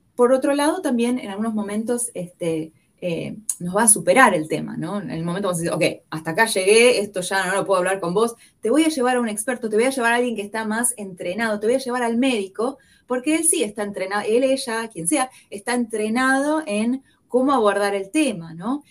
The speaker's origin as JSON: {"language": "Spanish", "region": "Buenos Aires", "country": "Argentina", "tie": "born or raised there", "accent": "porteño", "moved": "as an adult", "lives_now": "Kansas City, United States", "said": "como el acento me delata, que yo soy porteña. Ah, nací y crecí en Buenos Aires, Argentina"}